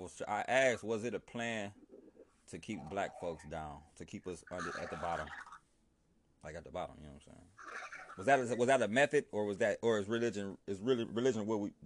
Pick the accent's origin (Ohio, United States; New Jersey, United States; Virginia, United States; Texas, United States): Ohio, United States; East Cleveland; Yeah, I'm from LeClaire.